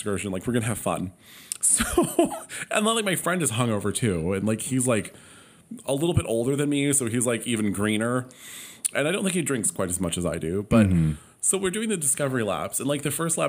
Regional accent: Palm Springs, California, United States; Palm Springs

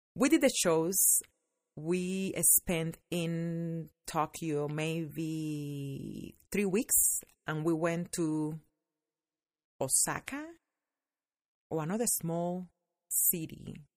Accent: Cuba; born or raised there; moved away as an adult; now in United States

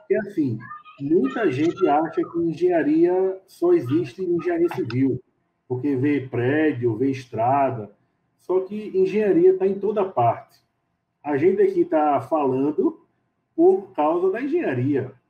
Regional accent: Recife, Pernambuco, Brazil; Eu sou de Recife, Pernambuco, é, sou engenheiro civil

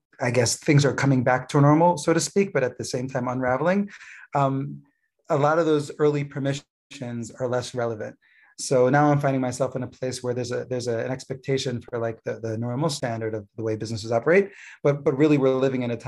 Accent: East Coast, United States; moved away as an adult; also born or lived in California; now in Gush Etzion, Israel; I grew up originally in the East Coast, though I made Aliyah 11 years ago from California.

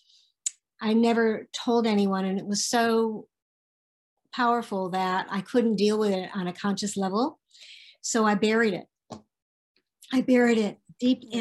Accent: Connecticut, United States; moved away as an adult; also born or lived in Ventura, California; now in Santa Barbara, United States; I was born and raised in Connecticut

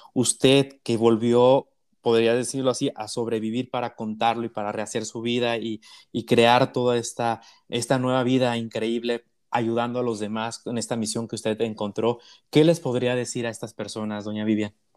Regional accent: Mexico; como mexicanos

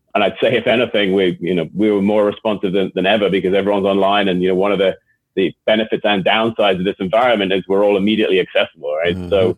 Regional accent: Boston, Massachusetts, United States; accent: Boston; hopefully you can still tell from my accent where my original roots are.

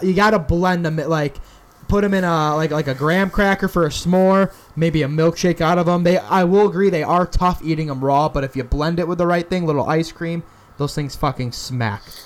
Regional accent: Syracuse, New York, United States; moved away; my hometown of Syracuse, New York

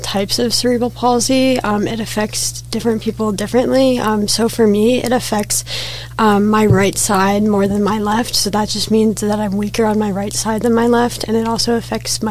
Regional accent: Fairfield, Connecticut, United States; I'm a freshman from Fairfield, Connecticut.

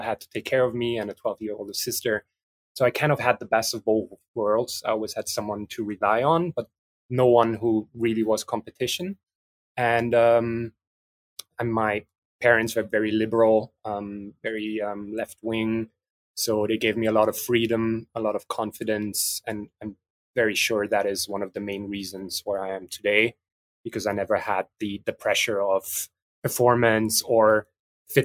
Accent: Vienna, Austria; also born or lived in France; I'm mixed metropolis countryside, but I grew up in Vienna, but spent a lot of time in France

